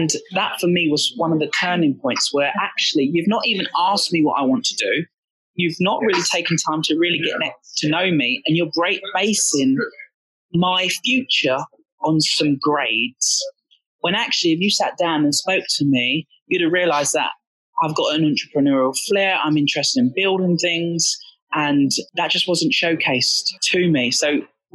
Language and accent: English; Essex, East of England, United Kingdom; I grew up in Essex.